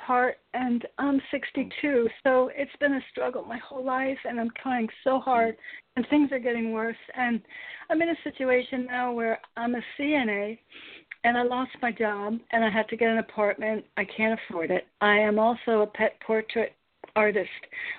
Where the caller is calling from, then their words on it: Connecticut, United States; I'm in Connecticut.